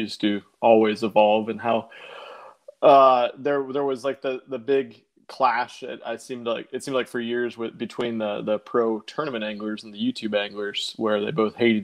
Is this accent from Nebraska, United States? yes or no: yes; Omaha, Nebraska, United States; moved away as an adult; now in Houston, United States; I'm from Omaha, Nebraska. Grew up there. Lived there. Me and my wife both lived in Omaha our entire lives up until about 18 months ago